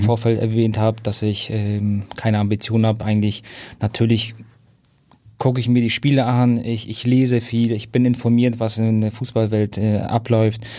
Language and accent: German; Hamburg, Germany; moved away; also born or lived in Munich; Ich bin ja Hamburger und bin zwar auf Umwegen über München dann wieder nach Hamburg gekommen.